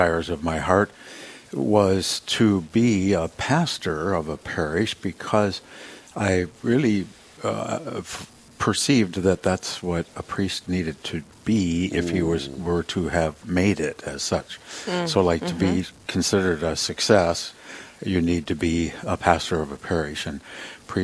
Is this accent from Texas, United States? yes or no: no; Humboldt, South Dakota, United States; also born or lived in Sioux Falls; my mom and dad moved to Humboldt on a farm north of Humboldt where my dad had grown up, and I really called Humboldt my hometown.